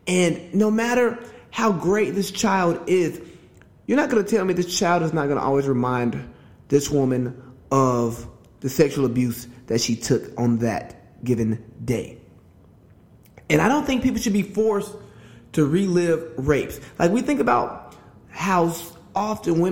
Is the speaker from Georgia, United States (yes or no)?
yes; Georgia, United States; my home state, Georgia.